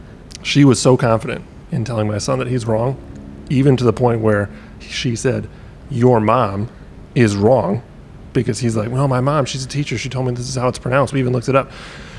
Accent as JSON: {"language": "English", "region": "Midwest", "country": "United States", "tie": "born or raised there", "also_born_or_lived": "Wisconsin", "moved": "yes", "lives_now": "Clarksville, United States", "said": "Growing up in the Midwest."}